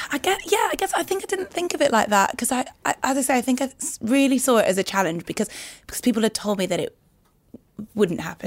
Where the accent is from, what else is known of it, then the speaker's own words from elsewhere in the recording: Newcastle upon Tyne, North East England, United Kingdom; moved away as an adult; I grew up in in Newcastle in a place called Heaton.